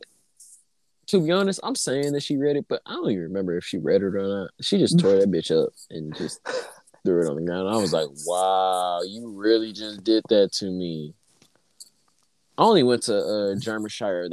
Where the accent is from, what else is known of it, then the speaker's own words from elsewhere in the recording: Memphis, Tennessee, United States; we grew up in Memphis, so we was around nothing but black people.